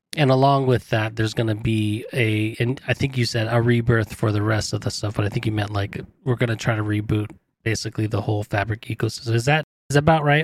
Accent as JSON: {"language": "English", "region": "California", "country": "United States", "tie": "born or raised there", "said": "I grew up in California"}